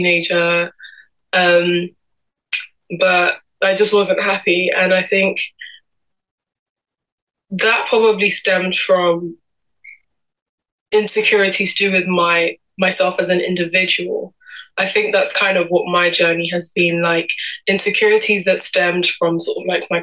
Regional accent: London, United Kingdom; I'm originally from Cameroon and Congo, and I'm 22 years old and born and raised in London my whole life.

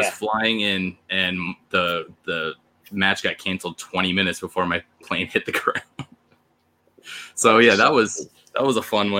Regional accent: Brevard County, Florida, United States; now in Maryland, United States; I grew up in Florida, but I'm born in Maryland, where I'm living now.

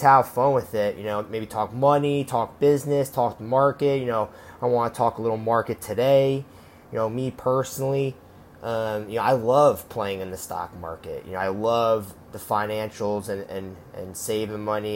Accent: Stamford, Connecticut, United States; moved away; I'm originally from Stamford, Connecticut

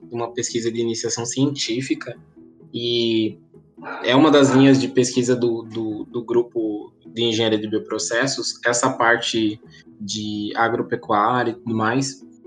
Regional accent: Paranaguá, Paraná, Brazil; moved away as an adult; now in Ponta Grossa, Brazil; eu sou natural de Paranaguá, no litoral do Paraná

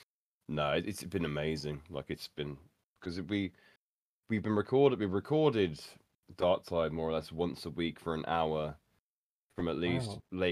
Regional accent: Birmingham, West Midlands, United Kingdom; accent: Birmingham; my local Birmingham accent

